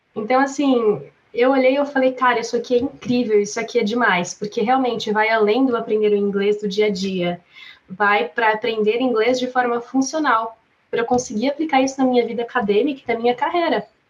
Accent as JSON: {"language": "Portuguese", "town": "Atibaia", "region": "São Paulo", "country": "Brazil", "tie": "born or raised there", "said": "sou brasileira, natural de Atibaia, São Paulo"}